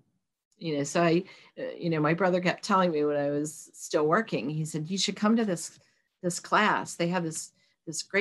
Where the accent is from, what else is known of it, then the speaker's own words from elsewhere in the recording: Charleston, West Virginia, United States; when we were kids, Kanawha County Schools, because we're originally from Charleston